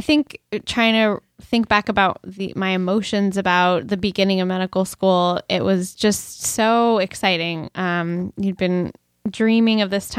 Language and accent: English; Brookline, Massachusetts, United States; I grew up in Brookline, Massachusetts, which is a kind of a suburban urban town outside Boston, but really accessible to the city. And I basically walked everywhere growing up.